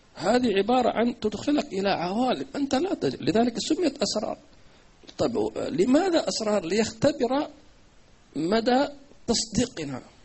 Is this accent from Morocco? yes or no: no; Hadramawt, Yemen; عندنا في حضرموت